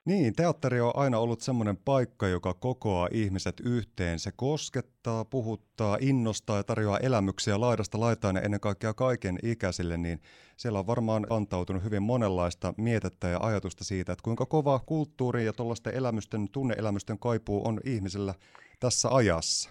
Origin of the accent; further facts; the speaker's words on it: Siilinjärvi, North Savo, Finland; olen syntyperäinen siilijärveläinen itsekin